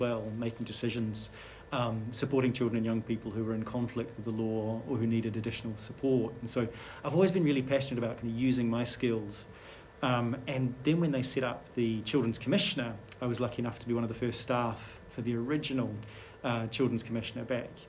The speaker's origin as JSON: {"language": "English", "country": "New Zealand", "tie": "born or raised there", "moved": "as an adult", "lives_now": "Scotland, United Kingdom", "said": "I grew up in New Zealand"}